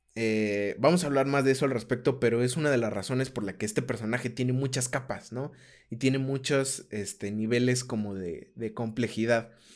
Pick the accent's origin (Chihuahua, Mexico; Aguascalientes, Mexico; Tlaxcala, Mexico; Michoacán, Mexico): Aguascalientes, Mexico; primero soy de Aguascalientes, este, eh, como que, o sea, como que así crecí, ¿no?